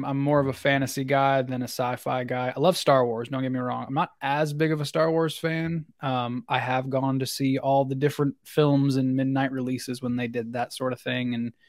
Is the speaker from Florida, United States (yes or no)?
no; Tennessee, United States; I'm 25 years old. I hail from Tennessee, kind of upper Tennessee. I wasn't born there.